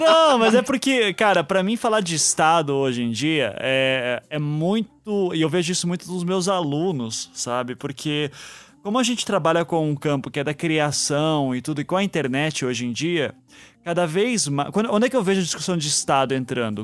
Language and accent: Portuguese; Brazil; nós somos brasileiros